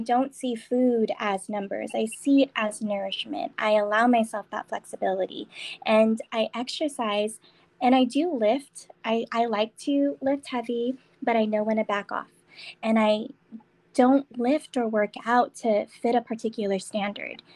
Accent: San Diego, California, United States; moved away as an adult; now in Las Vegas, United States; I am from San Diego. Um, I moved to Vegas last year

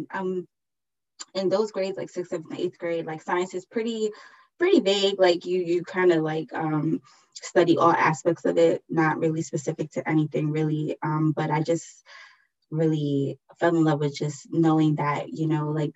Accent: New York City, New York, United States; from the Bronx, born and raised

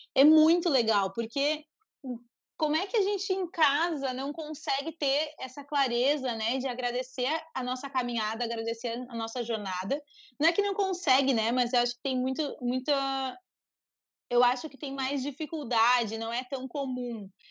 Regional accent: Uruguaiana, Rio Grande do Sul, Brazil; Eu cresci em Uruguaiana, nasci em Uruguaiana, né, que é a fronteira com a Argentina

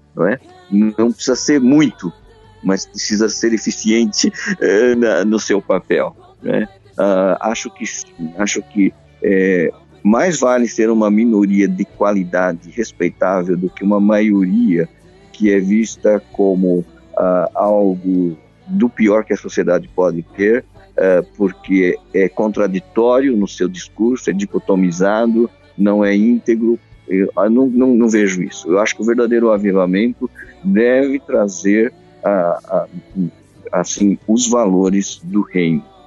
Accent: Brazil; moved away as an adult; now in Porto, Portugal; Eu, eu vim de igreja étnica no Brasil, de uma igreja japonesa, não é? Que eu sou de origem japonesa

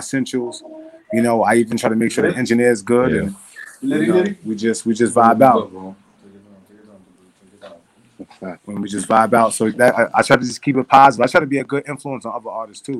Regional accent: Mount Vernon, New York, United States; also born or lived in New Rochelle, New York; I was born in New Rochelle, New York, and then I moved to Mount Vernon when I was like 10

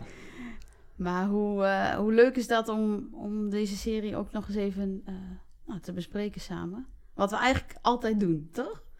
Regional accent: Raalte, Overijssel, Netherlands; ik kom zelf uit Raalte

